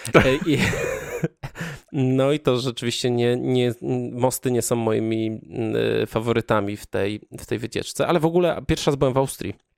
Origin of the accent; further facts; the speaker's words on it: Kraków-Częstochowa Upland, near Rzędkowice, Silesian Voivodeship, Poland; ja pochodzę z okolic Jury i do e, takiej miejscowości jak Rzędkowice